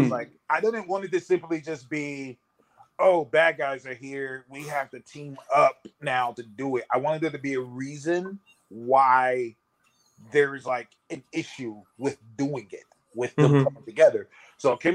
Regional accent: California, United States; I'm from California, so I'm like a melting pot.

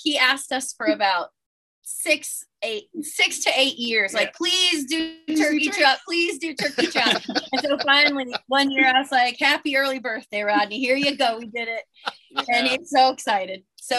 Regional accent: Florida, United States; And we grew up in Florida.

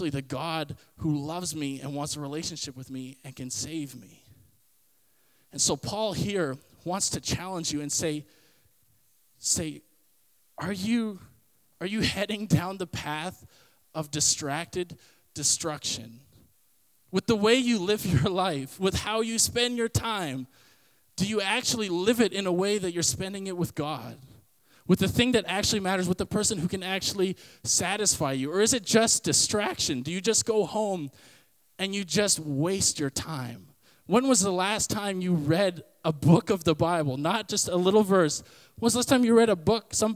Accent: Canada; if I say I'm a Canadian citizen, it means that I was born from Canada. My DNA is Canadian

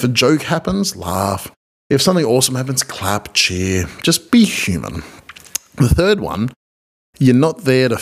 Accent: Australia; I'm an Australian marriage celebrant

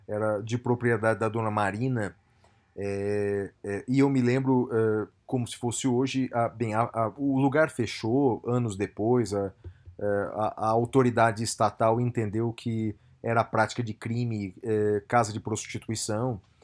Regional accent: Brazil; nós brasileiros

